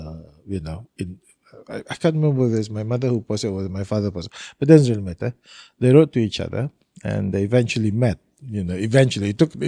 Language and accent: English; Tutong District, Brunei; also born or lived in Seraya; So I was actually born in Seraya. And then after a few years, he was moved to Tutong. So I went to school in Tutong.